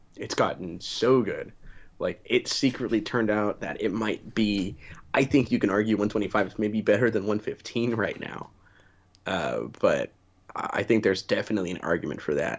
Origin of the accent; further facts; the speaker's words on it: United States; being an American